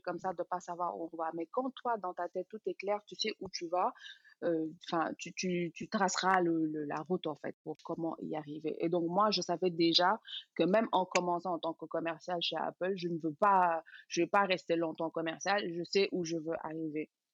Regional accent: Dakar, Senegal; moved away as an adult; also born or lived in Paris; je suis sénégalaise, euh, née et grandie à Dakar

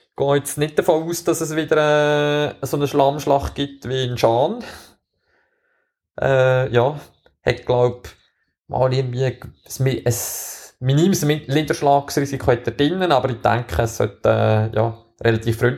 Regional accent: Switzerland; Wir als Schweizer haben natürlich wieder mal das Glück, dass wir äh, so ein richtiges Rennen

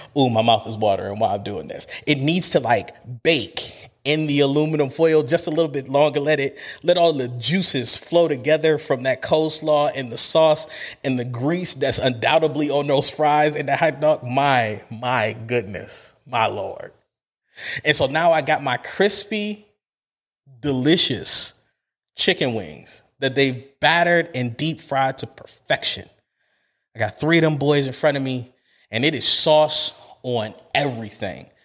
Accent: Cleveland, Ohio, United States; I'm a kid from Cleveland

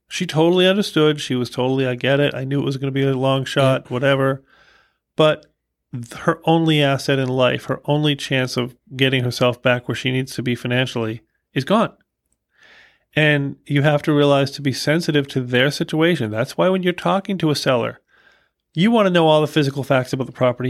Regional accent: Boston, Massachusetts, United States; I'm from Boston

